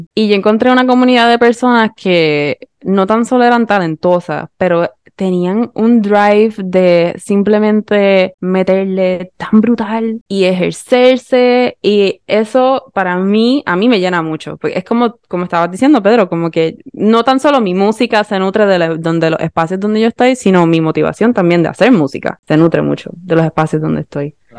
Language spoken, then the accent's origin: Spanish; Puerto Rico; accent: Puerto Rican; seguía hablando con un acento más puertorriqueño